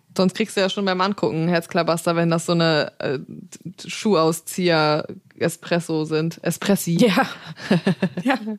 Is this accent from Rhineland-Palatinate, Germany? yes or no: no; Zeven, Lower Saxony, Germany; now in Hamburg, Germany